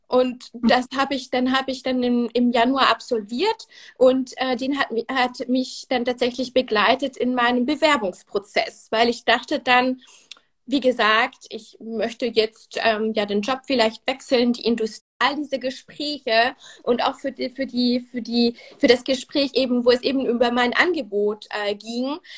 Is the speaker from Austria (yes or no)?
no; Switzerland; first language Swiss German and French; German is a second language; also born or lived in France; now in Berlin, Germany; bin Schweizerin und äh, Französin. Also meine Muttersprachen sind Schweizerdeutsch und Französisch, also Deutsch äh, ist nicht meine Muttersprache.